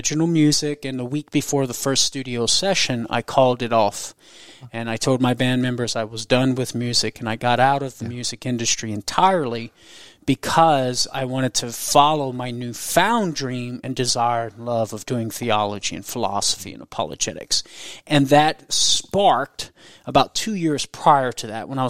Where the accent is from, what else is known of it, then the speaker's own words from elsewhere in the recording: Crowley, Louisiana, United States; And then there's a video of me performing at a festival in my hometown, Crowley, Louisiana, with my band when I was 18 years old.